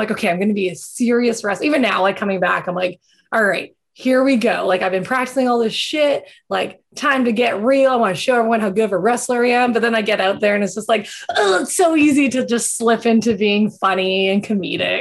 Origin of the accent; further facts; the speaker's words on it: Canada; I'm a Canadian.